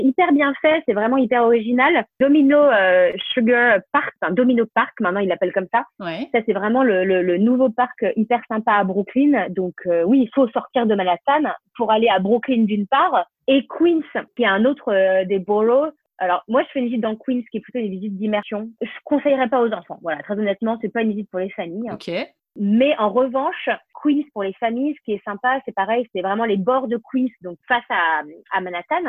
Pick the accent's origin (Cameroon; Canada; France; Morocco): France; moved away as an adult; now in New York, United States; je suis française avant tout aussi